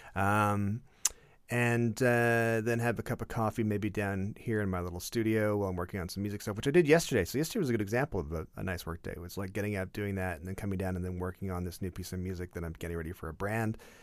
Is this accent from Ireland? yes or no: no; Canada; as a Canadian